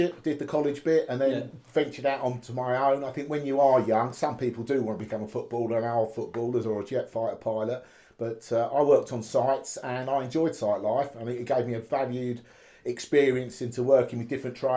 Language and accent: English; Kent, South East England, United Kingdom; also born or lived in Hatfield, Hertfordshire; Part of the world is Hatfield, and then moved over to Kent. So I've seen best of both worlds, Hertfordshire and Kent, and I've been in Kent most of my life now.